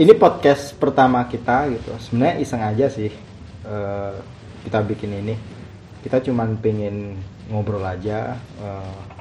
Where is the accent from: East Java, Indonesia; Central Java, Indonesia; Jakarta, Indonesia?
East Java, Indonesia; Surabaya; moved away as an adult; gue dari Surabaya